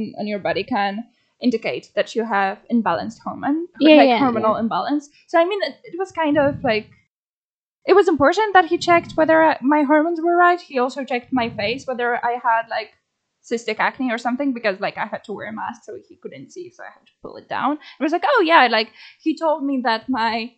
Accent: Toruń, Kuyavian-Pomeranian Voivodeship, Poland; I had to like come back to my hometown, because that's where my insurance is, like stuff like that. So, and my mom wanted like to be there for me. So I went to Toruń, because I'm from Toruń

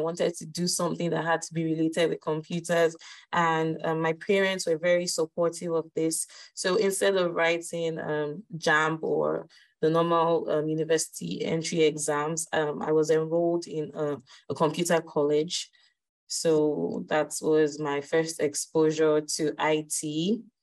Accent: Lagos, Nigeria; I'm Nigerian, and I grew up in Lagos State in Nigeria.

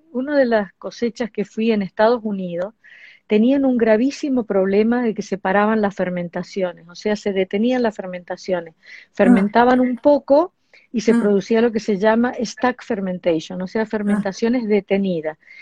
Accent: Argentina; nosotros acá no teníamos en Argentina

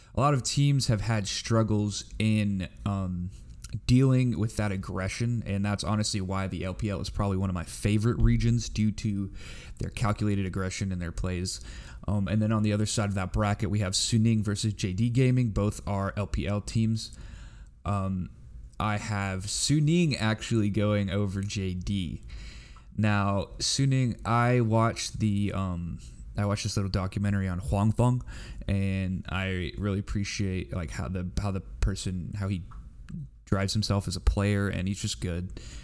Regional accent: United States; I'm just an American

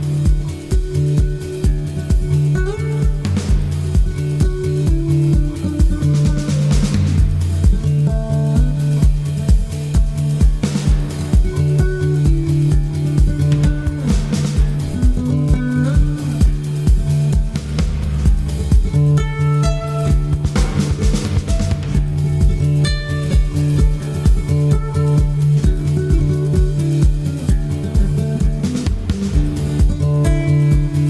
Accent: New York City, New York, United States; we grew up in Brooklyn

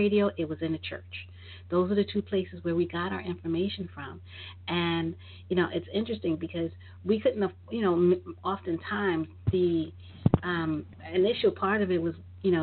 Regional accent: New York, United States; I was growing up in New York

